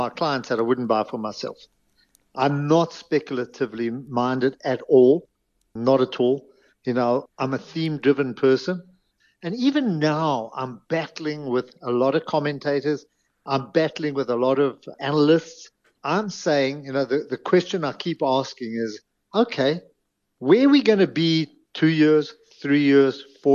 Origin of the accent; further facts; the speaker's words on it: Johannesburg, Gauteng, South Africa; I grew up in Greenside